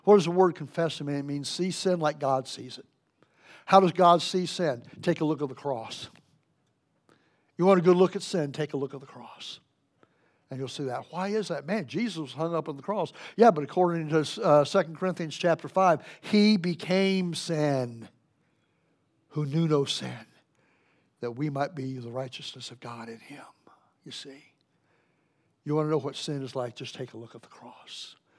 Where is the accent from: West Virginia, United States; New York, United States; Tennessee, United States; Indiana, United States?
West Virginia, United States; We're from West Virginia.